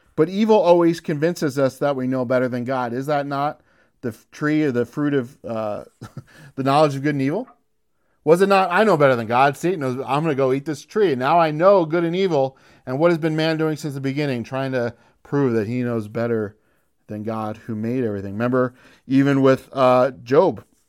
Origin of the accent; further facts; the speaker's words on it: United States; As American